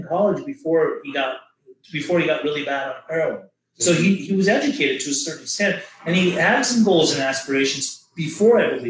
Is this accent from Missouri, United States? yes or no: no; Orange County, Southern California, United States; growing up in Orange County in Southern California, Los Angeles